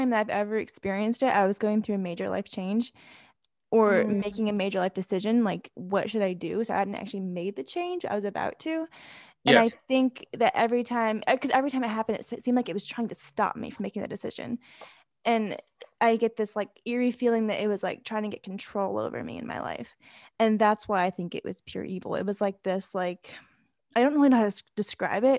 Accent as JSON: {"language": "English", "country": "Germany", "tie": "born or raised there", "moved": "yes", "said": "I grew up in Germany where like, it's like this like big, you drink beer and you have this like, festivals and all this stuff"}